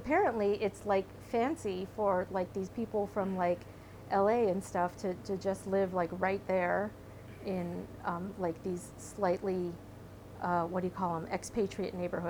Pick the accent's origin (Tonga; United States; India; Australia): Australia; moved away; So I was born in Australia